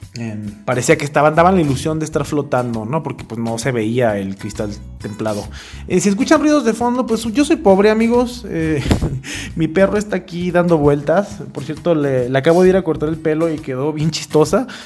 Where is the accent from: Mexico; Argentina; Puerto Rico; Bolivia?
Mexico; a mí, como mexicano